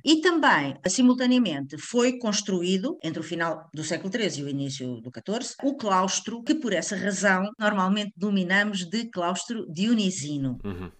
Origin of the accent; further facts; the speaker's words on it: Lisbon, Portugal; nós que somos lisboetas